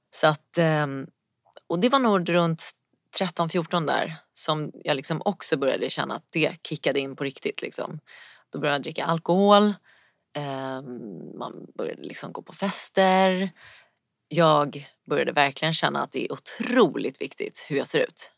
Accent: Stockholm, Stockholm County, Sweden; now in Stocksund, Sweden; Uppvuxen i Vasastan eh, i Stockholm

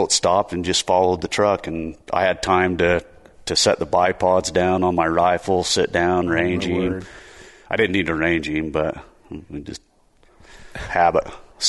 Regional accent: Spanish Fork, Utah, United States; Spanish Fork.

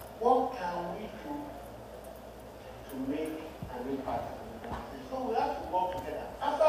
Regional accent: Nigeria; now in United States

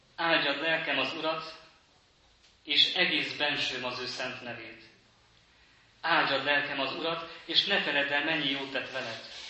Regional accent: Transylvania, Romania; moved away as an adult; now in Hungary; mert én erdélyi származású vagyok, ahol eh, az a település, ahol én is születtem

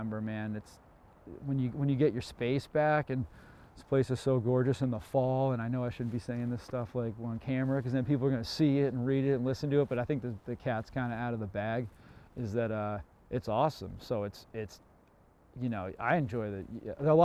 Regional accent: Cape Cod, Massachusetts, United States; Being born here, growing up here

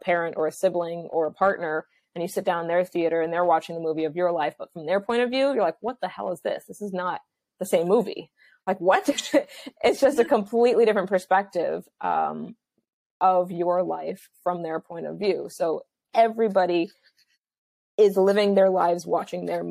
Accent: Los Angeles, California, United States; I'm from Los Angeles, so this is just like my world and my life

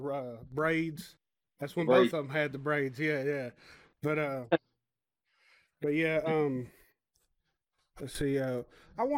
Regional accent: Nashville, Tennessee, United States; also born or lived in Ashland City, Tennessee / McMinnville, Tennessee; I'm from West Nashville. I grew up on Stevenson Street, right down from the Nations.

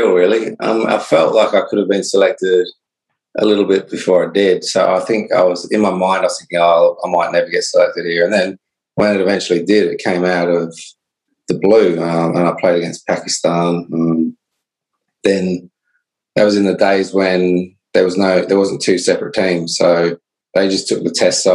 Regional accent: Australia; moved away; being Australian myself

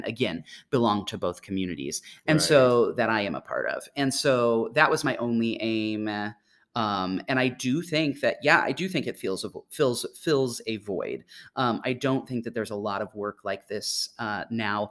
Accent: Mahomet, Illinois, United States; I grew up in Mahomet, Illinois, not far from here

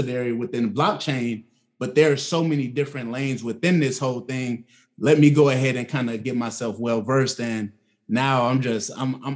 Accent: Atlanta, Georgia, United States; I'm from Atlanta, well, the south side of Atlanta

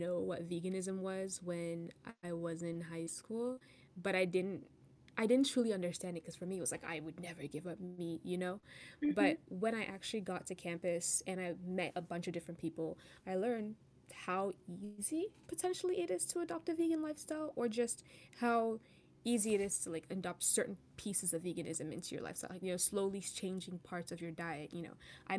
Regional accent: Cameroon; moved away; I'm from Cameroon

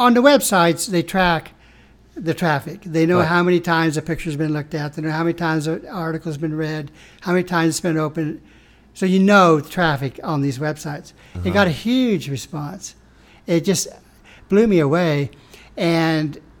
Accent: Atwood, Kansas, United States; moved away as an adult; now in Topeka, United States; I'm from Atwood, a small community. My high school graduating class was 50.

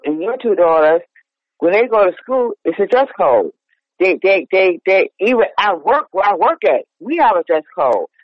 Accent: New York, United States; We come from New York. We, we grew up in the melting pot

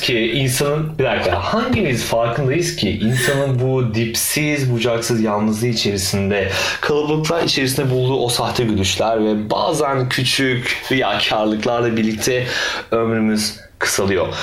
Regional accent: Turkey; biz Türkler olarak

